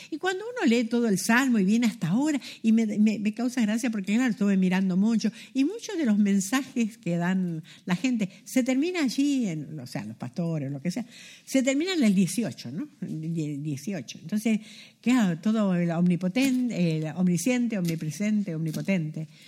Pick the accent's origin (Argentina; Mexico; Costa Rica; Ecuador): Argentina; born there; moved away; Yo nací en Argentina, imagínense cuando yo nací era chica, que iba a soñar que iba a estar en otra parte del mundo. La Argentina está allá al fondo, lo más sur que pueda haber.